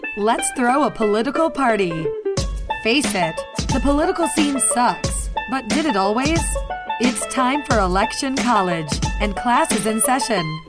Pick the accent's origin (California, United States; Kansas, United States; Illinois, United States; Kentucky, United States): Kentucky, United States; accent: Kentucky; my Kentucky accent